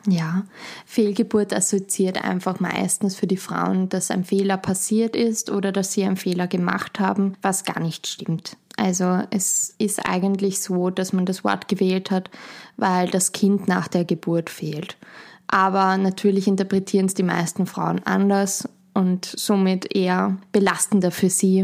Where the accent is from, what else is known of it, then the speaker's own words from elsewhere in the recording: Schwechat, Lower Austria, Austria; ich komme aus Schwächert, bin dort aufgewachsen, lebe dort